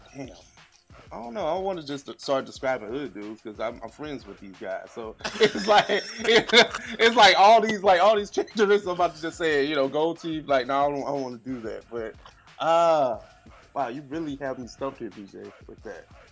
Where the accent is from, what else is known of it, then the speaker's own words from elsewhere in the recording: St. Louis, Missouri, United States; We hail from Saint Louis, Missouri, um, so we're in the middle of the map.